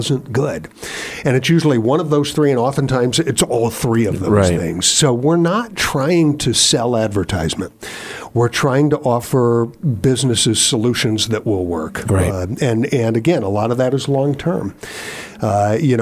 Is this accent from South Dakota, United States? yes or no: no; Ohio, United States; moved away as an adult; also born or lived in Minnesota / Colorado / Oklahoma / North Carolina; now in Virginia, United States; I grew up in Ohio, but upon getting a career in radio, I have spent time in Minnesota and Colorado, Oklahoma, like I told you about, North Carolina